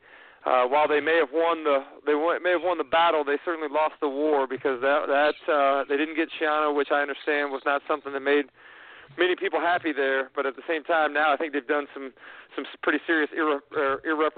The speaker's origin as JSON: {"language": "English", "town": "Gainesville", "region": "Florida", "country": "United States", "tie": "born or raised there", "said": "Growing up in Gainesville"}